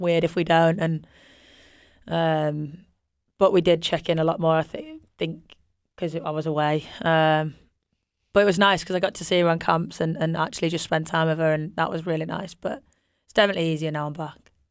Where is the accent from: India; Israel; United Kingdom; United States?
United Kingdom; Yorkshire and the Humber; we're both from Yorkshire